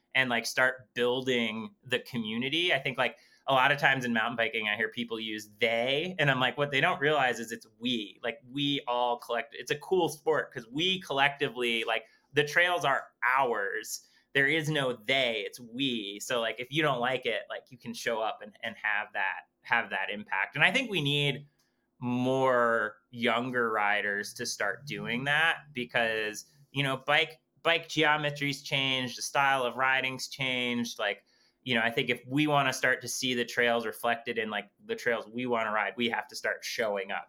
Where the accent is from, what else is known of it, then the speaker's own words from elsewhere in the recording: Waterbury, Vermont, United States; my hometown, kind of explore like my backstory and kind of how, um, like, how Vermont and how Waterbury has shaped me as a person.